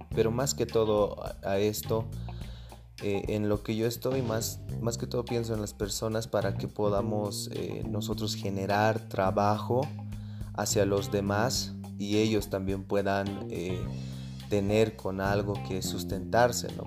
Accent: Bolivia; Nosotros tenemos muchas cosas que dar como bolivianos

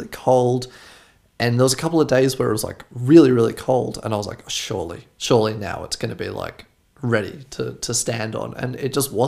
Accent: Australia; now in Germany; I'm from Australia

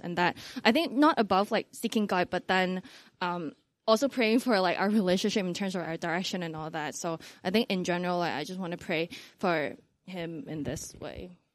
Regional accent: Hong Kong; I'm from Hong Kong

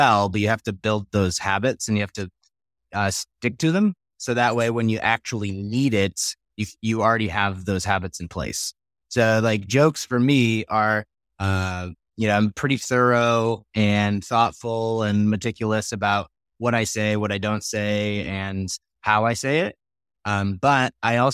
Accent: New York, United States; now in Colorado, United States; I grew up in the States. I grew up in New York. I live in Colorado

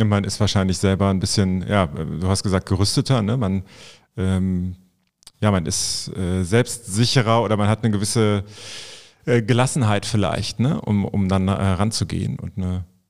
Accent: Vulkaneifel, Rhineland-Palatinate, Germany; moved away as an adult; now in Cologne, Germany; ich komme selber gebürtig aus der Vulkaneifel. Und äh, da ist man eigentlich froh, wenn man dann äh, irgendwann volljährig ist, dass man da wegkommt

